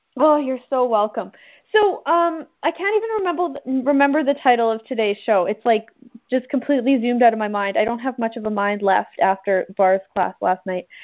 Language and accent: English; Canada; I'm a rural farm girl from Canada